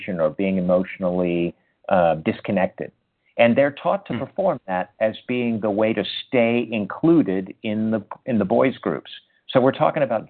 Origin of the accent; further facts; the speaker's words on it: United States; my experience of growing up in American culture and growing up within the culture of manhood here